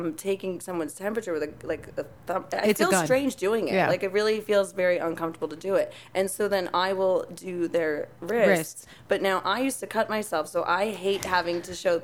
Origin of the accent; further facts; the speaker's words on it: Long Island, New York, United States; I'm from Long Island